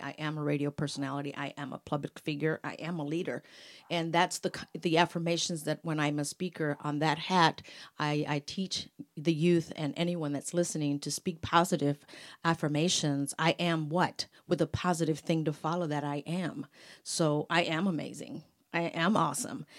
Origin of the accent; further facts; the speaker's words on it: Mexico; moved away; that's my culture, that's my music, I'm from Mexico